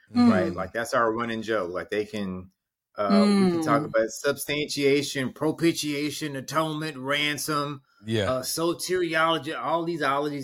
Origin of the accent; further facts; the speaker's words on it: Houston, Texas, United States; I think about Houston